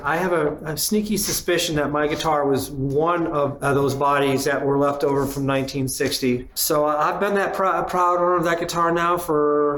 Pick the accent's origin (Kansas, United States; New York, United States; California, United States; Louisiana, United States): New York, United States; Batavia; I'm from a very small town in western New York called Batavia. It's right between Buffalo and Rochester, and today it's probably about 6 feet under snow.